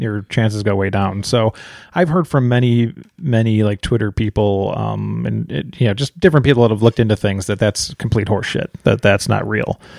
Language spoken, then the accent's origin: English; near Chicago, Illinois, United States; we grew up near Chicago